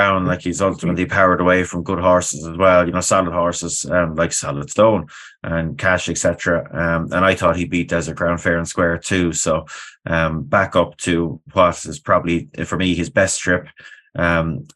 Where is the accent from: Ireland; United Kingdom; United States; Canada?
Ireland; me being an Irishman